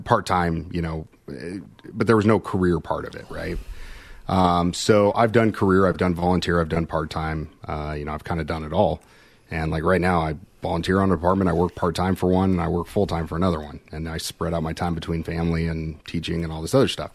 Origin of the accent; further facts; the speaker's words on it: Kansas City, United States; I'm from Kansas City